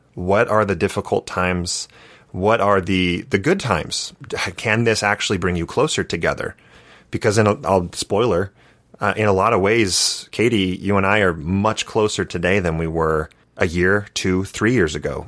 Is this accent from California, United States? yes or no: yes; Santa Barbara, California, United States; moved away as an adult; now in Utah, United States; I grew up in Santa Barbara, California